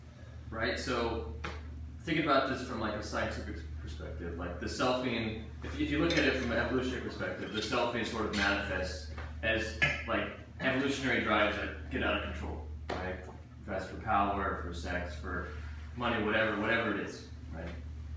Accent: San Francisco, California, United States; San Francisco.

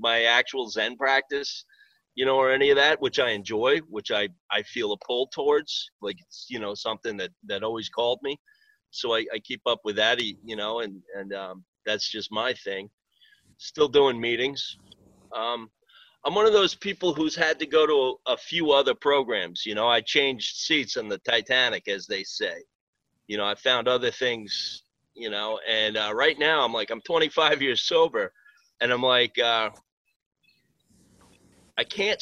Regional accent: Greenport, New York, United States; also born or lived in Riverhead, New York; I'm originally from Greenport, Long Island. I live in Riverhead now.

